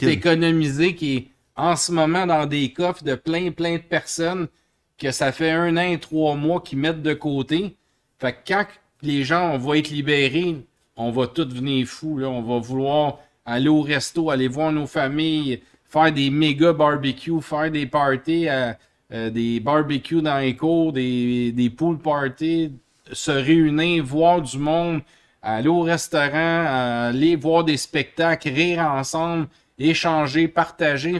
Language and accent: French; Montreal, Quebec, Canada; on vient de Montréal, du Canada